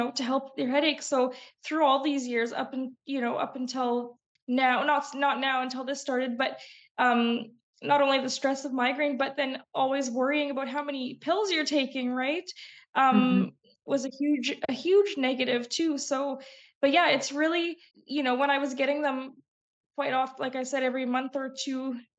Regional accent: Calgary, Alberta, Canada; now in Vancouver Island, Canada; I grew up in Alberta, which in Calgary, Alberta, is actually really notorious for weather-related migraines

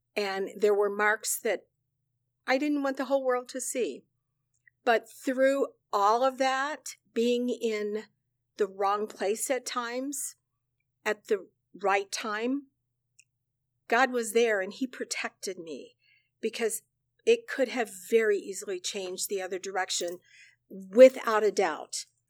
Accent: central Illinois, United States; moved away as an adult; also born or lived in Chicago, Illinois; now in South Carolina, United States; I was born and raised on a farm in central Illinois.

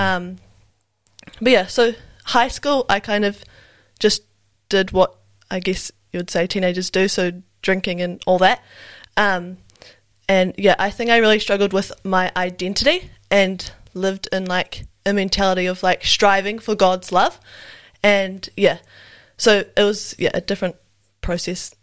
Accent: Wellington, New Zealand; also born or lived in Auckland; now in Nelson, New Zealand; I'm from Wellington. Uh, I was born in Auckland, but I, yeah, from Wellington and currently living in Nelson

